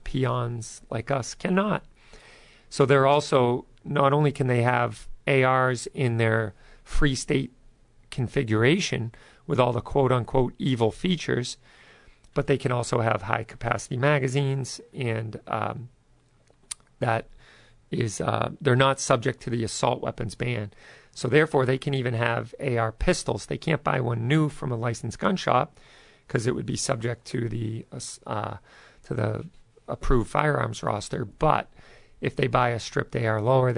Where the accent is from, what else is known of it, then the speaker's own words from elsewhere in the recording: Dennis, Massachusetts, United States; also born or lived in Barnstable; I grew up in Dennis.